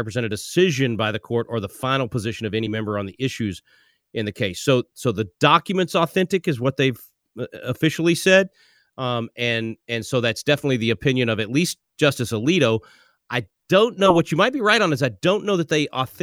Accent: Little Rock, Arkansas, United States; now in Texas, United States; I'm originally from Little Rock.

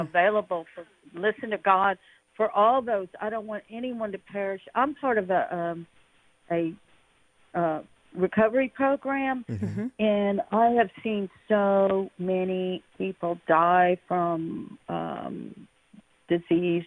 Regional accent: Houston, Texas, United States; I grew up in Texas here in Houston

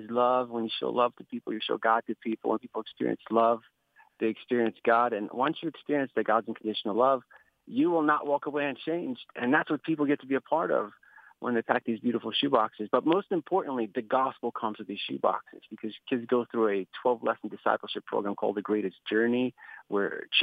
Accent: Kyiv, Ukraine; moved away; I grew up in Kiev, Ukraine

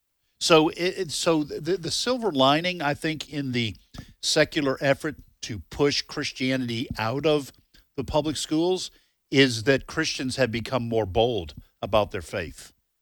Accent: New Hampshire, United States; Well, and I grew up in New Hampshire, and now we did have the Pledge of Allegiance.

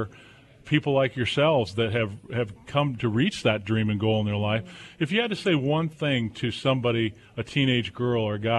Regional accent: Southern California, United States; now in Boone, United States; I grew up in Southern Cal

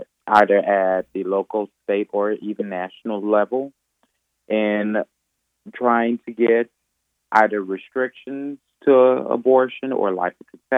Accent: McComb, Mississippi, United States; also born or lived in New Orleans, Louisiana; I was born in New Orleans, Louisiana, but from the time I was 6 years old, I grew up in Macomb, Mississippi, graduated from Macomb High School, graduated from Mississippi College

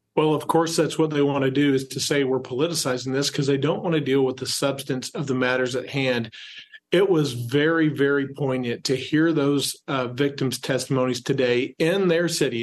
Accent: Texas, United States; my home state, where you see it in Houston and Austin

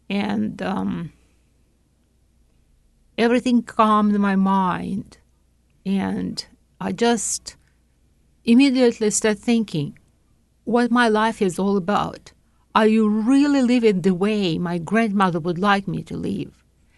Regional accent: Tashkent, Uzbekistan; English is a second language; I was raised, I was born in Tashkent, Uzbekistan, and my parents and grandparents was living there.

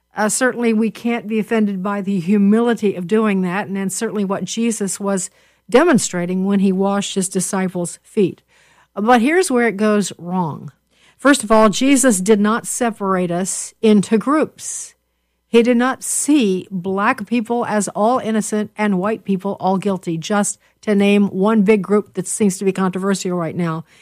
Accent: Chicago, Illinois, United States; we are from Chicago, but we are a split family, Bruce

